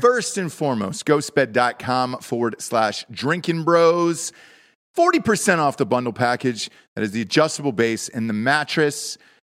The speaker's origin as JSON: {"language": "English", "region": "the South", "country": "United States", "said": "I'm from the South"}